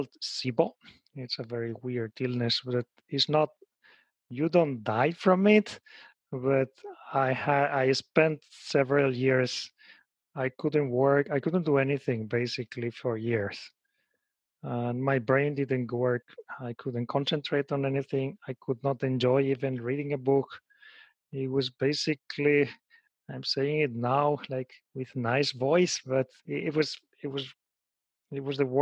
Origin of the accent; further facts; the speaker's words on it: Spain; moved away as an adult; now in Japan; I was raised and born in Spain